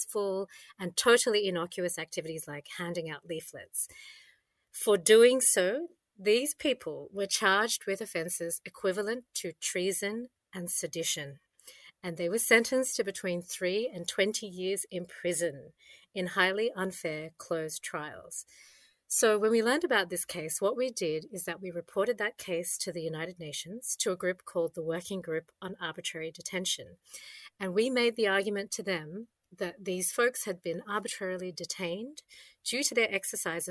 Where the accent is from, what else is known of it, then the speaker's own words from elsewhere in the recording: Australia; I enjoyed as an Aussie